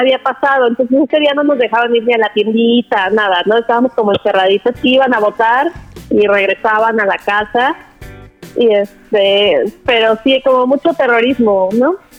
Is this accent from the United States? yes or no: no; Guanajuato, Mexico; moved away; also born or lived in Coatzacoalcos, Veracruz; cuando Vicente Fox fue candidato a gobernador del estado de Guanajuato, fue casa por casa en mi pueblito o en mi colonia, no sé, y fue a mi hogar